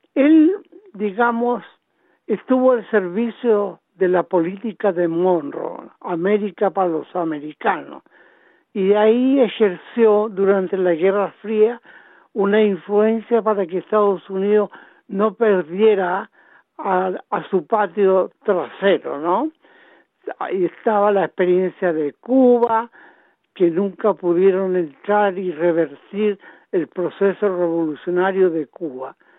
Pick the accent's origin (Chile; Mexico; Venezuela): Chile; now in Australia; nosotros como chilenos